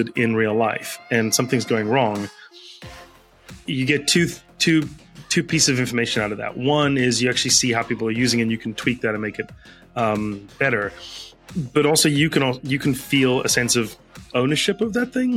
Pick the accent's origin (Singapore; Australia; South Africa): South Africa; now in United States; I grew up in South Africa.